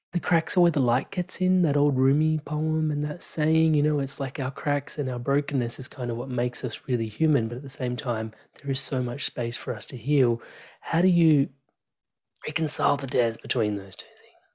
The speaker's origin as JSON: {"language": "English", "country": "India", "tie": "born or raised there", "said": "me being Indian and growing up in, like, this culture where in India, everybody has a guru"}